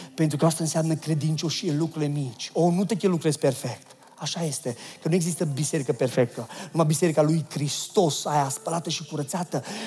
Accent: Oradea, Bihor County, Romania; am fost născut în Oradea

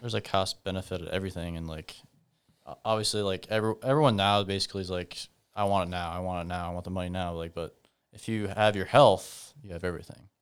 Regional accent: Humboldt, Iowa, United States; grew up in, uh, Humboldt

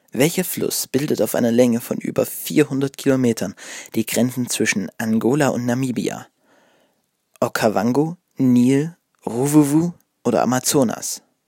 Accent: Ore Mountains, Saxony, Germany; bei uns im Erzgebirge

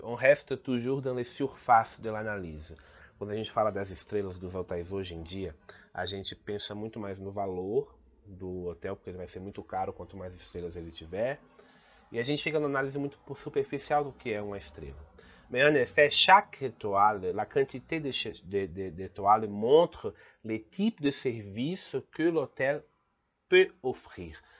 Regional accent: Brazil; Ici au Brésil, par exemple, on ne trouve pas les choses en anglais, on trouve les choses en portugais.

